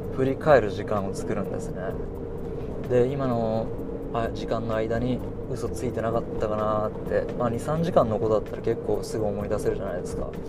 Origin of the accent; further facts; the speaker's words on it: Hiroshima, Japan; 広島県に住んでます広島生まれ広島育ちです